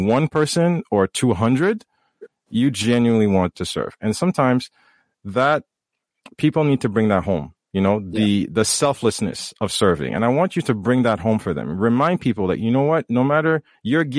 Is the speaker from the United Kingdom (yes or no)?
no; Haiti; I come from Haiti.